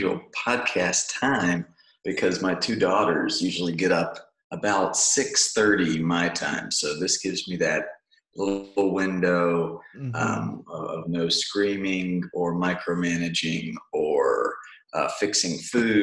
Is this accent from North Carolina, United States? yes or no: yes; North Carolina, United States; moved away as an adult; also born or lived in Rhode Island; now in Southern California, United States; I grew up in North Carolina